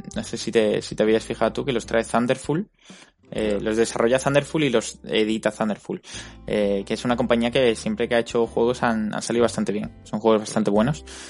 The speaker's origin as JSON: {"language": "Spanish", "town": "Málaga", "region": "Andalusia", "country": "Spain", "said": "ambos somos de Málaga"}